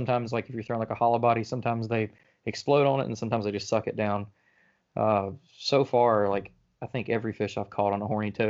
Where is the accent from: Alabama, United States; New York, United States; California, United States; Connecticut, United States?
Alabama, United States; Birmingham; now in North Alabama, United States; I grew up in Birmingham and I grew up on the Black Warrior River